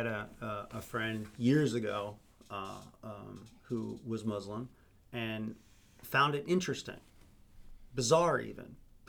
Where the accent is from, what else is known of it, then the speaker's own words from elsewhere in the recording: United States; We're American.